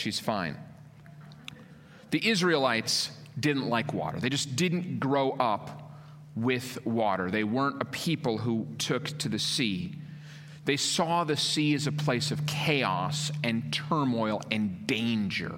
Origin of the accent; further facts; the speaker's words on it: Minnesota, United States; moved away; I grew up in Minnesota, land of 10,000 lakes.